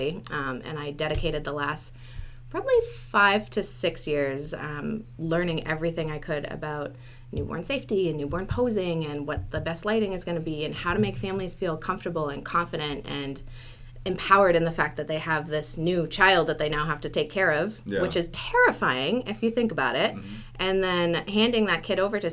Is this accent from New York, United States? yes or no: no; New Hampshire, United States; I live in Dover. I'm actually originally from New Hampshire, and I love the area, so I decided to stay here